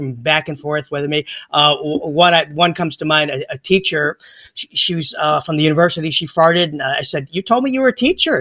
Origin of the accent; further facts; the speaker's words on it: North Carolina, United States; I'm from North Carolina, which is where Mayberry, you know, that's Andy Griffith's state